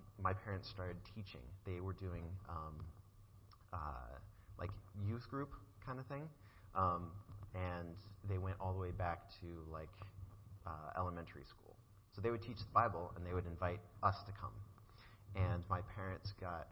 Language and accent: English; Colorado, United States; now in Virginia, United States; I grew up in Colorado, and God moved me to Virginia